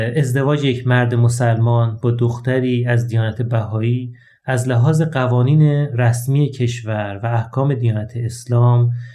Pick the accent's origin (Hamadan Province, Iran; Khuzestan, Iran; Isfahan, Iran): Khuzestan, Iran; Ahvaz; در شهر اهواز یکی از گرمترین شهرهای ایران توی خانواده مسلمان به دنیا اومدم